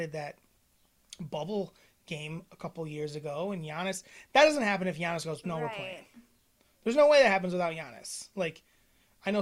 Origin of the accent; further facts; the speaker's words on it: Wisconsin, United States; We're from Wisconsin.